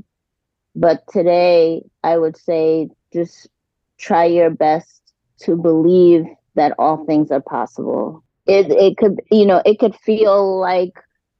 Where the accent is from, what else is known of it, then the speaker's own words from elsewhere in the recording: New York City, New York, United States; I'm originally from New York City